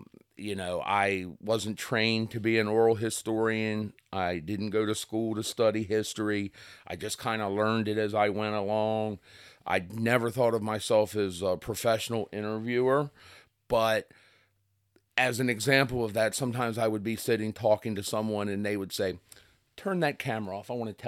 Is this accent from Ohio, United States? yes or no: no; Kent Island, Maryland, United States; So I'm from the Kent Island, Kent Narrows